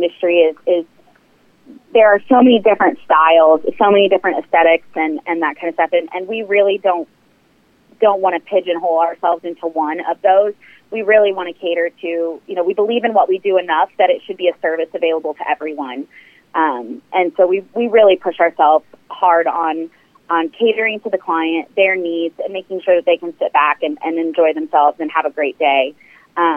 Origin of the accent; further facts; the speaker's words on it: Kansas City, Missouri, United States; I'm from Kansas City, grew up here, went to school here